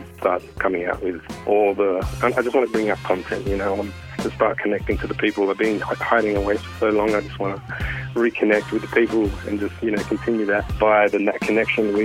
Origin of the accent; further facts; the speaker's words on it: Sydney, New South Wales, Australia; growing up in Western Sydney